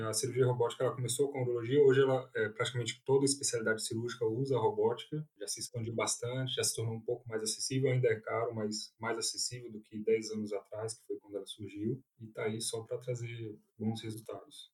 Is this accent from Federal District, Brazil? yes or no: yes; Brasília, Federal District, Brazil; moved away as an adult; now in São Paulo, Brazil; eu sou de Brasília, nascido, criado, fiz toda a minha formação lá